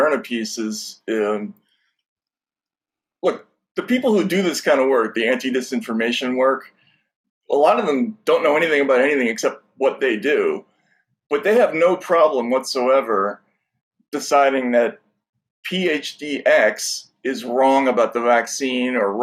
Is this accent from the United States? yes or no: yes; United States; we have a very unique tradition with speech in this country, and it's something that was taught to all of us at a very young age